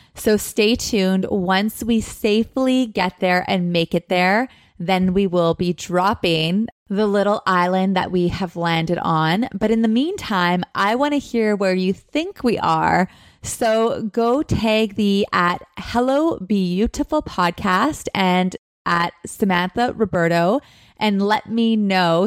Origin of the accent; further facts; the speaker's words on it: Thunder Bay, Ontario, Canada; moved away as an adult; also born or lived in Los Angeles; I am currently coming to you live from my hometown, my home, Thunder Bay, Ontario